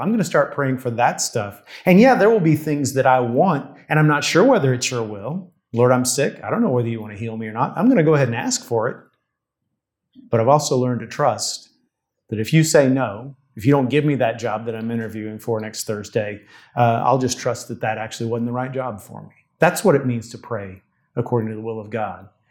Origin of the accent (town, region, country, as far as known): United States